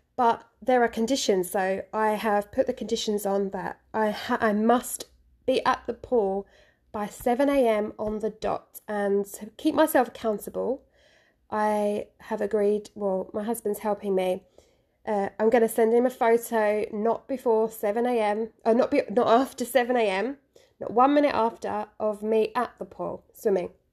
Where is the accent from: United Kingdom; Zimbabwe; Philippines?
United Kingdom; London; now in Japan; I'm from London. I am a London girl